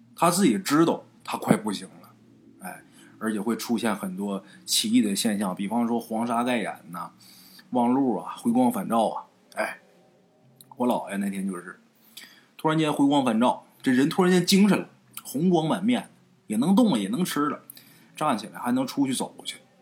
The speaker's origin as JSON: {"language": "Chinese", "region": "rural Northeast China", "country": "China", "tie": "born or raised there", "said": "我们家东院儿，就在我们老家啊，东北农村老家东院儿"}